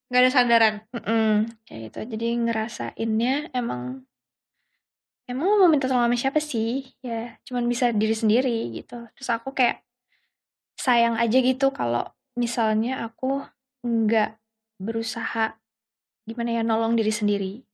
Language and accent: Indonesian; Yogyakarta, Special Region of Yogyakarta, Indonesia; Jadi dulu kan apa? Aku tuh orang Jogja.